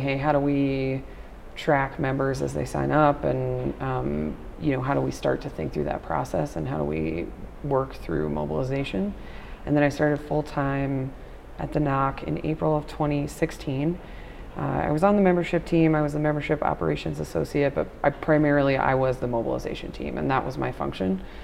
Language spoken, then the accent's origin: English; Nassau County, Long Island, New York, United States; now in Dallas, United States; grew up on the South Shore, Nassau County